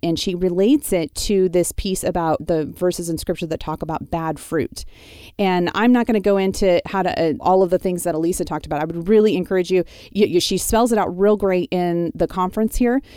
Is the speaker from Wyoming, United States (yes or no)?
yes; Wyoming, United States; moved away; the ranch I grew up on in Wyoming